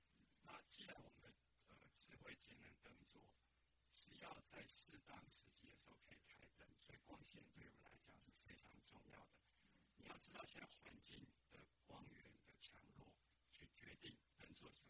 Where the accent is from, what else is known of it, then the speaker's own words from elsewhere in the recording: Taitung County, Taiwan; ，这里是教育电台。